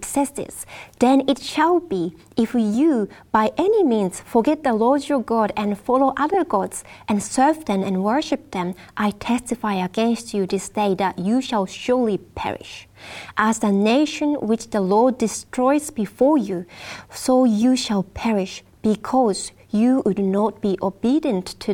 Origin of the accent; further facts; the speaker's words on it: Japan; Japan, which is my home country as well